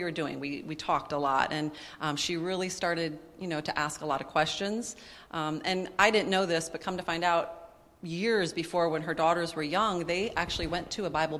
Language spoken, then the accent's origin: English; Minnesota, United States; moved away as an adult; We moved away from Minnesota, which is where we had grown up